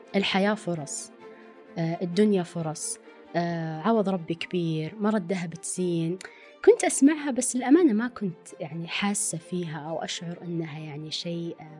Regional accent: Riyadh, Riyadh Province, Saudi Arabia; also born or lived in Dammam; أنا أصلا من الرياض ورحت الدمام

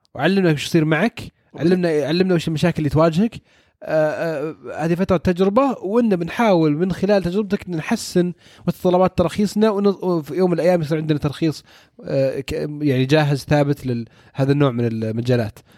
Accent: Saudi Arabia; عندنا في السعودية

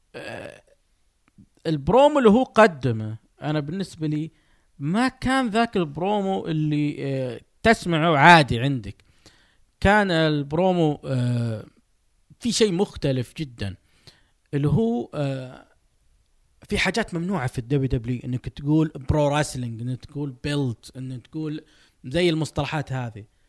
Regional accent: Saudi Arabia; انا سعودي فولدت آه، ونشأت وكبرت وسأموت وأنا أحمل هذه الجنسية

